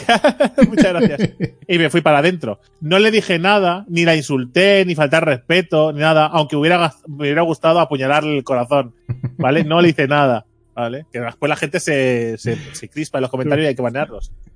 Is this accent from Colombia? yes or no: no; Mataró, Catalonia, Spain; Soy de Mataro